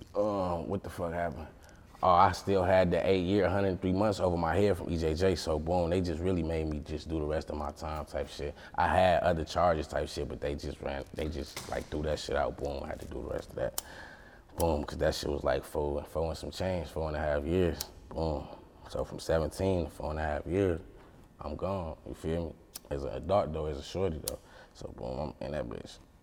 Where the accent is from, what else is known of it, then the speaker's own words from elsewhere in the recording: St. Paul, Minnesota, United States; also born or lived in Detroit, Michigan; where I grew up from in St. Paul, Minnesota, I grew up on the east side